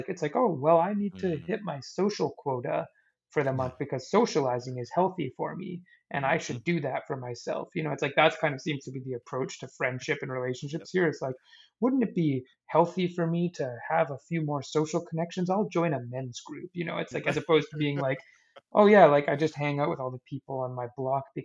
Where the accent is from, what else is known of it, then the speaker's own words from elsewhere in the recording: Saskatoon, Saskatchewan, Canada; now in Victoria, Canada; Saskatoon was a really good place to grow up.